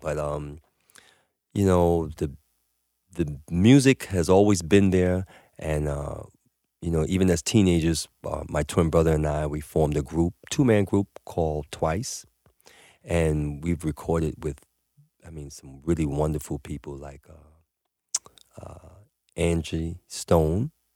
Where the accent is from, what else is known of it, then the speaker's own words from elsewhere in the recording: New York City, New York, United States; growing up in New York City in the seventies and eighties